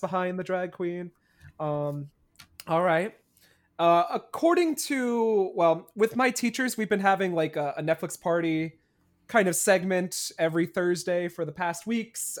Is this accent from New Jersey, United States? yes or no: yes; New Jersey, United States; I'm from New Jersey, and when it, I come from a state that's probably just as hated as Florida